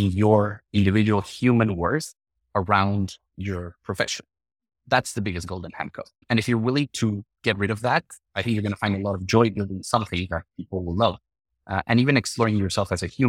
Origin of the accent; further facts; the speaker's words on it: Mexico City, Mexico; moved away; I'm from Mexico City.